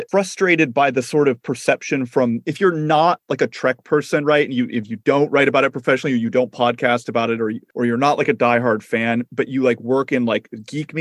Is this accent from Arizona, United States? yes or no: yes; Phoenix, Arizona, United States; growing up in Phoenix